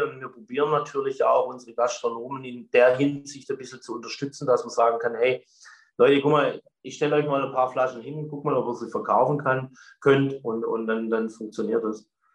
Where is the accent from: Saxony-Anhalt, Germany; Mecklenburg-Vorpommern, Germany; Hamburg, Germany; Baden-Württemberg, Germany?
Baden-Württemberg, Germany; Stetten